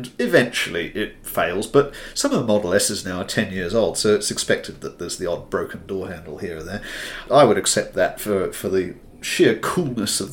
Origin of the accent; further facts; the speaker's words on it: Hamilton, Waikato, New Zealand; I grew up in Hamilton